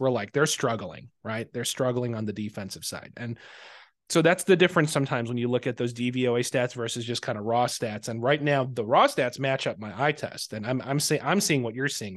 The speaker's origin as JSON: {"language": "English", "town": "Chicago", "region": "Illinois", "country": "United States", "said": "I'm a Chicagoan"}